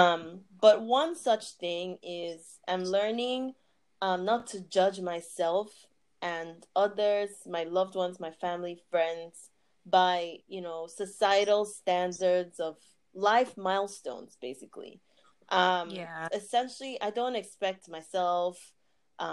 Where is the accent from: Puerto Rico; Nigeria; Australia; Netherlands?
Nigeria; moved away as an adult; also born or lived in Abuja / Imo State; now in United States; I lived for the first 18 years of my life in Nigeria, and actually went to two secondary schools in both Abuja and Imo states. I moved to the US in 2015